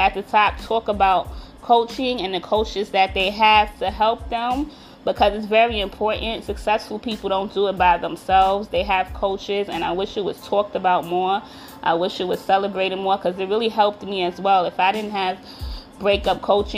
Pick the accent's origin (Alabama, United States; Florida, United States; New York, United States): New York, United States; I'm from New York. You know we love coffee over here